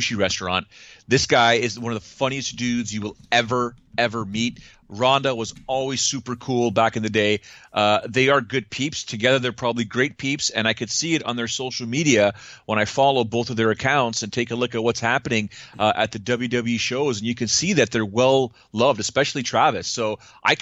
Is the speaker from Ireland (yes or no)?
no; Canada; being Canadian